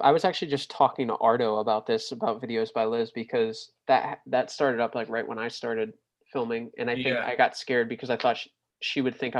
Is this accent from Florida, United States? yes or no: yes; New Smyrna Beach, Florida, United States; I grew up in New Smyrna, right?